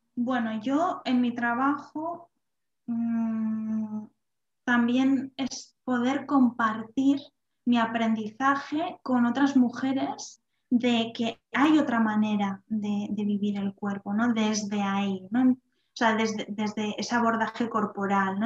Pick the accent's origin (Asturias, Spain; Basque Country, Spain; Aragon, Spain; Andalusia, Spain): Basque Country, Spain; Vitoria-Gasteiz; also born or lived in Salamanca; yo soy de Vitoria, y estaba en Salamanca estudiando